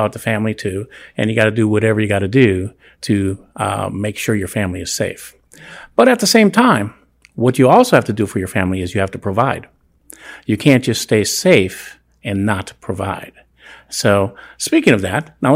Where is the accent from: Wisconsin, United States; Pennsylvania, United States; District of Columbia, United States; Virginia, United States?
Wisconsin, United States; moved away; I come from Wisconsin